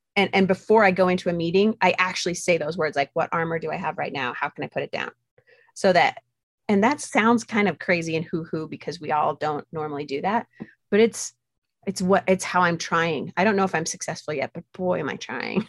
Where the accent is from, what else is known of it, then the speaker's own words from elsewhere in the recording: Utah, United States; I grew up very isolated in Utah